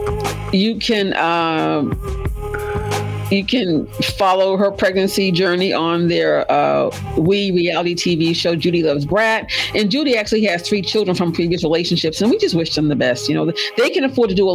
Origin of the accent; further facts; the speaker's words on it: Boston, Massachusetts, United States; moved away; representing Boston. Hey, my hometown.